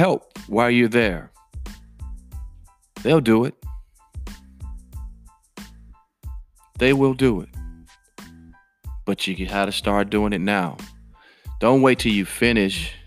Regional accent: Chicago, Illinois, United States; I was born and raised in Chicago

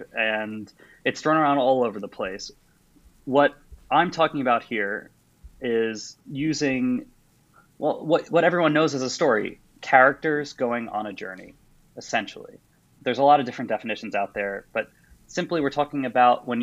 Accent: New York City, New York, United States; moved away as an adult; also born or lived in Washington, D.C.; now in Oxford, United Kingdom; I'm a New Yorker originally, studied there for my undergrad

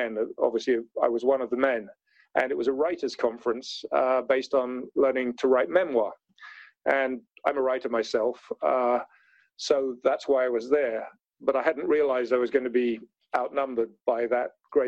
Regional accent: London, United Kingdom; I was brought up in London, as you might tell from my accent.

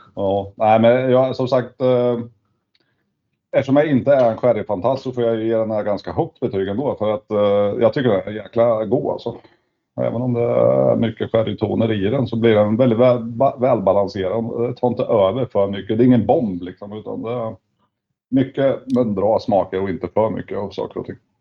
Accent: Sweden; vi svenskar

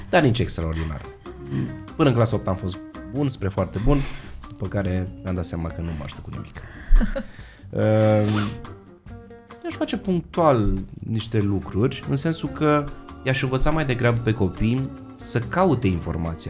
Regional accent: Romania; noi românii suntem în Anglia

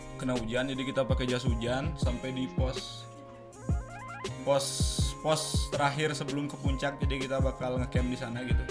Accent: Tabanan, Bali, Indonesia; also born or lived in Denpasar / Gianyar / Australia; Asal gua asli dari Bali

